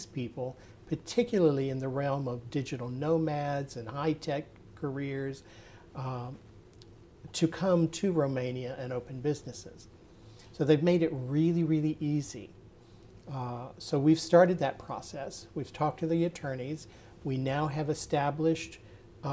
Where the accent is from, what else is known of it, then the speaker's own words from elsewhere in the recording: United States; moved away; also born or lived in New Zealand; as an American